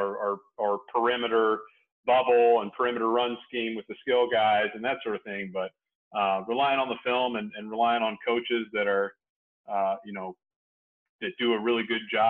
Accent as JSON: {"language": "English", "region": "Indiana", "country": "United States", "tie": "born or raised there", "also_born_or_lived": "Montana", "said": "I'm born and raised in Indiana"}